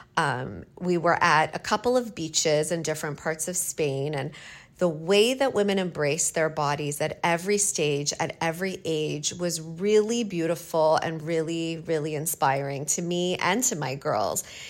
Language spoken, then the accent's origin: English; Canada; moved away; I'm from Canada and it's a second language